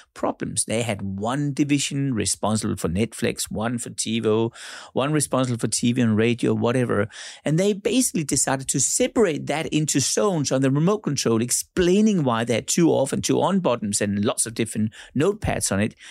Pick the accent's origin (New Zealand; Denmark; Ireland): Denmark; now in Monaco; I'm born in Denmark